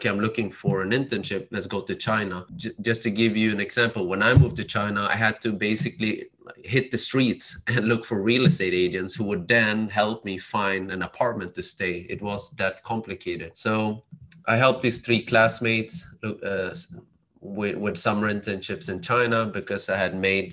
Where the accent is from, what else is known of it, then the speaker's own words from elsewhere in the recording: Sweden; Growing up in Sweden as an immigrant child, my parents from Cambodia.